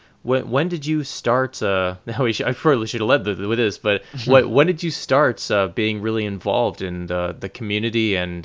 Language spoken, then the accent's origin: English; New York City, New York, United States; as a New Yorker